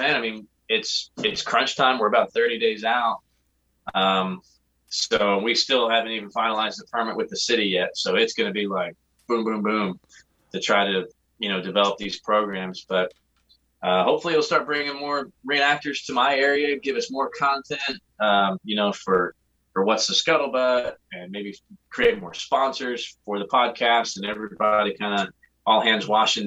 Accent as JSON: {"language": "English", "region": "New Jersey", "country": "United States", "tie": "born or raised there", "moved": "yes", "said": "my neck of the woods where I grew up in New Jersey"}